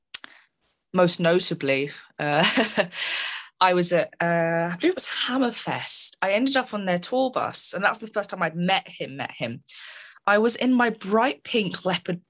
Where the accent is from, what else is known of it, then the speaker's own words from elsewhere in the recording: London, United Kingdom; my hometown, London